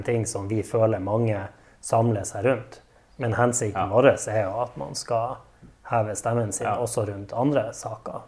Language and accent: Norwegian; Narvik, Nordland, Norway; jeg er en ekte narvikværing. Født og oppvokst i Narvik og elsker byen jeg bor